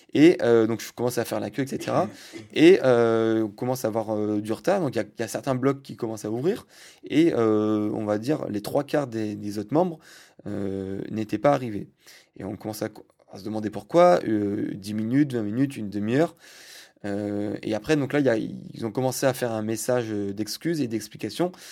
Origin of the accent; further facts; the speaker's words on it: France; je suis français